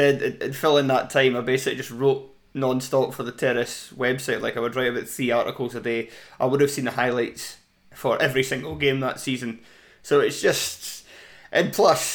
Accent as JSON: {"language": "English", "town": "Edinburgh", "region": "Scotland", "country": "United Kingdom", "said": "I'm 35 from Edinburgh."}